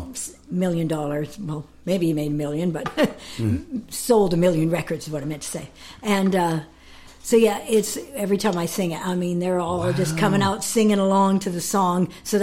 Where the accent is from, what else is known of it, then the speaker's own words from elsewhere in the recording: Canada; moved away as an adult; also born or lived in Los Angeles, United States; My Peace River Home. It's about. I'm 2 miles from the Peace River